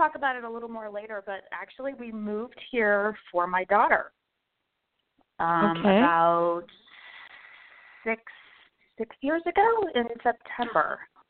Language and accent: English; San Jose, California, United States; I grew up in the Northern California, in the Bay Area, San Jose to be specific. Was basically there all my life till teenage years.